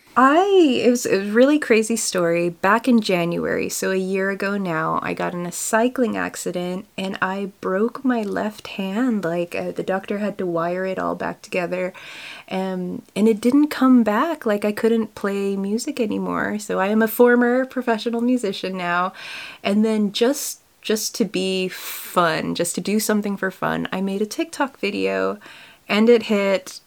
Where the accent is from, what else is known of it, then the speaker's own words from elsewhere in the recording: California, United States; moved away as an adult; also born or lived in Kildare, Ireland; now in Ireland; I grew up in California